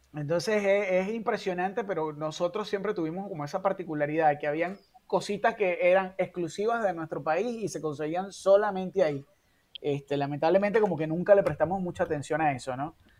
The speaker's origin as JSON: {"language": "Spanish", "town": "San Diego", "region": "Carabobo", "country": "Venezuela", "tie": "born or raised there", "said": "Yo crecí en San Diego, en una urbanización rodeada de, bueno, San Diego, Montaña, río"}